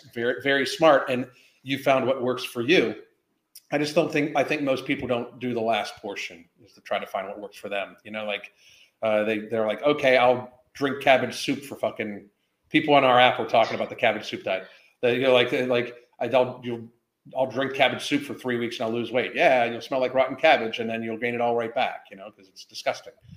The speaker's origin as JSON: {"language": "English", "town": "Pittsburgh", "region": "Pennsylvania", "country": "United States", "tie": "born or raised there", "moved": "yes", "lives_now": "Florida, United States", "said": "I grew up in Pittsburgh"}